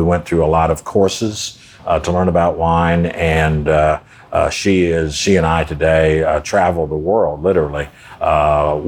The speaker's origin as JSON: {"language": "English", "town": "Dallas", "region": "Texas", "country": "United States", "moved": "as an adult", "lives_now": "New Orleans, United States", "said": "I was 16, and I'm from Dallas originally"}